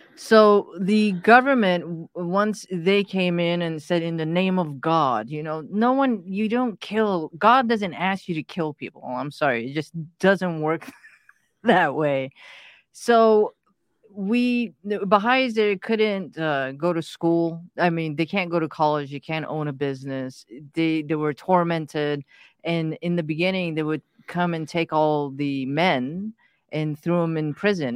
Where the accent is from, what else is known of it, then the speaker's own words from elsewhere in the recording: United States; English is a second language; also born or lived in Pakistan; when we came to the States, I didn't speak a word of English. So going to school was, you know, was lots of fun